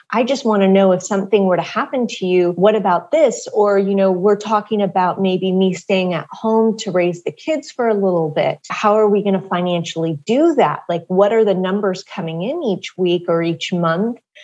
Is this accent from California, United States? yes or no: yes; Southern California, United States; I grew up in Southern California